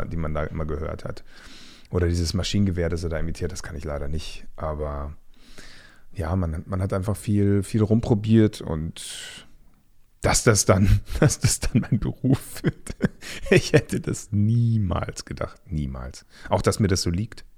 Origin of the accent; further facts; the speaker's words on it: Munich area, Bavaria, Germany; moved away as an adult; now in Berlin, Germany; da, wo ich herkomme